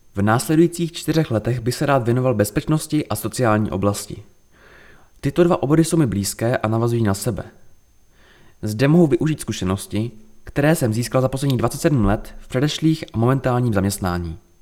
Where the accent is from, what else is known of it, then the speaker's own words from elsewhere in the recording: Příbram, Central Bohemian Region, Czechia; Narodil jsem se v Příbrami, jsem ženatý a mám dvě děti.